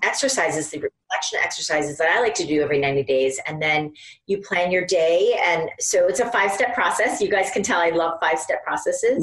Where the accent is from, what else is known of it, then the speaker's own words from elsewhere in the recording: Iowa, United States; now in New York, United States; I grew up in Iowa, there wasn't a lot of outside stimulation